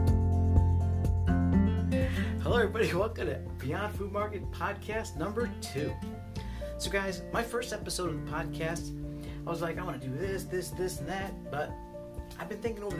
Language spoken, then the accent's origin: English; Chicago, Illinois, United States; I was born in Chicago, raised on the southwest side of Chicago